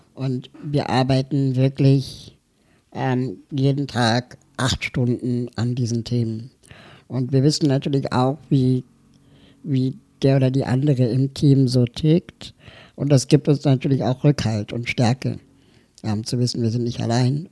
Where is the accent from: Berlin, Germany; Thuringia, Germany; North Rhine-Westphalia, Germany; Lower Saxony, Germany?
Berlin, Germany; ich komme aus Berlin